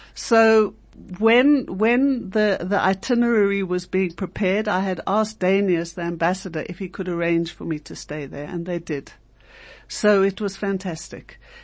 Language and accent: English; South Africa; we as South African Jews